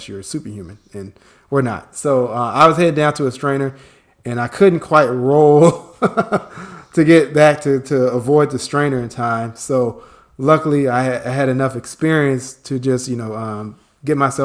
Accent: Chicago, Illinois, United States; moved away as an adult; now in Atlanta, United States; worked in my hometown of Chicago for several years

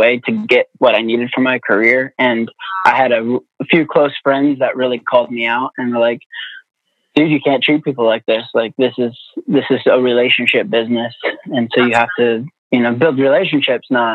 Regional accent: Indiana, United States; moved away as an adult; now in Nashville, United States; I've been living in Nashville for 12 years now. I grew up in Indiana.

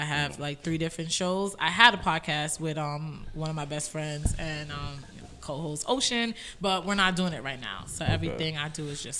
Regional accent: New York City, New York, United States; I'm from Roselle.

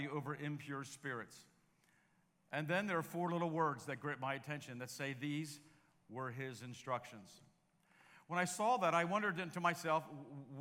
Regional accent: Baltimore, Maryland, United States; I'm from Baltimore

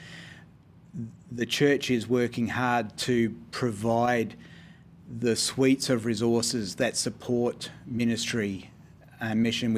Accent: Queensland, Australia; being a Queenslander myself

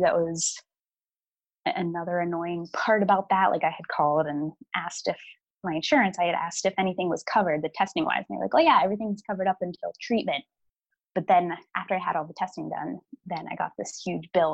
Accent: Pittsburgh, Pennsylvania, United States; I'm from Pittsburgh

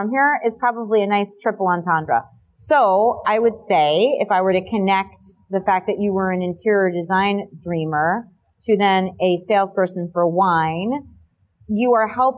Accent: Bergen County, New Jersey, United States; moved away as an adult; also born or lived in Manhattan / Hoboken; now in Monmouth County, United States; growing up in Bergen County

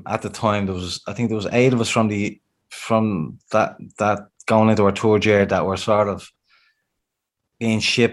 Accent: Balbriggan, Leinster, Ireland; when I was a young boy growing up in Bath Road, where I'm from, Balbriggan

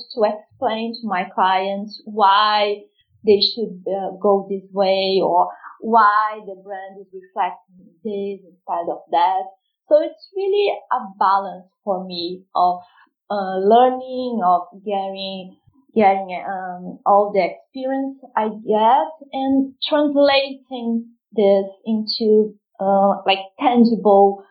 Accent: Rio de Janeiro, Brazil; moved away as an adult; now in London, United Kingdom; I'm originally from Rio de Janeiro, Rio, and I live in London since 2014

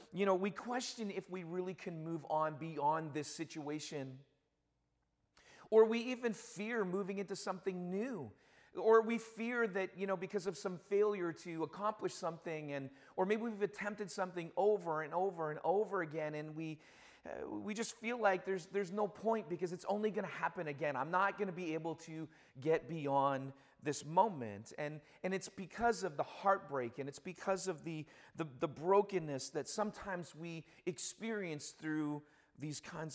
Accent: Toronto, Ontario, Canada; now in Hamilton, Canada; I do cheer for my hometown team, which is the Argos

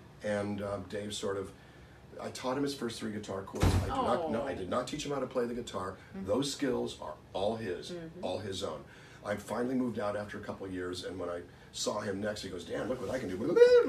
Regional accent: Calexico, California, United States; I grew up in Calexico, California, 250 miles south of L.A. It's a border town opposite Mexicali, Mexico.

